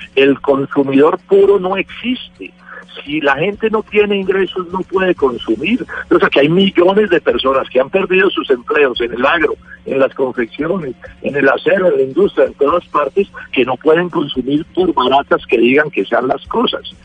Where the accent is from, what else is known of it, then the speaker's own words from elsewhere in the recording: Colombia; yo como colombiano